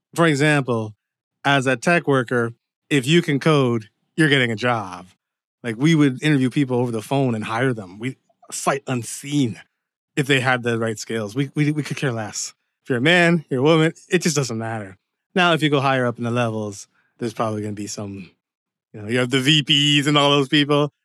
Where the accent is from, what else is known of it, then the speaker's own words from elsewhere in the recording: Windsor, Ontario, Canada; moved away as an adult; also born or lived in Dearborn, Michigan / Seattle, Washington; now in Los Angeles, United States; I was born in Canada, but my parents are Jamaican. And pretty much Windsor was my home up until around, like, the age of twenty-five